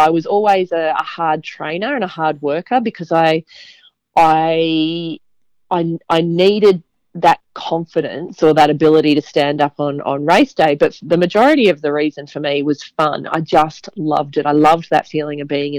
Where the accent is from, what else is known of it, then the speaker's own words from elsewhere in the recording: Brisbane, Queensland, Australia; I grew up in Brisbane